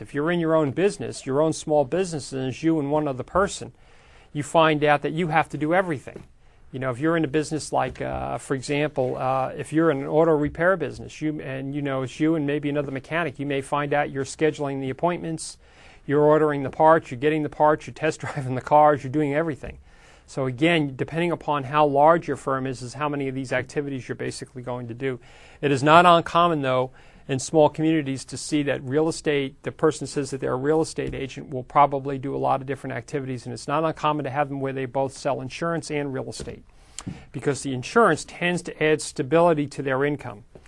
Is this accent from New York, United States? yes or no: yes; New York, United States; now in Sacramento, United States; I grew up in New York